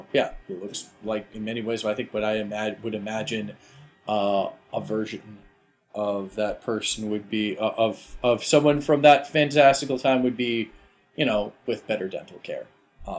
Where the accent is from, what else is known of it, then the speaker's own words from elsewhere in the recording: United States; I'm American as well